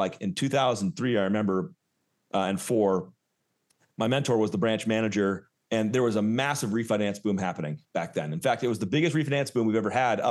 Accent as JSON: {"language": "English", "region": "Southern California", "country": "United States", "also_born_or_lived": "Oakland, California", "said": "I'm from SoCal."}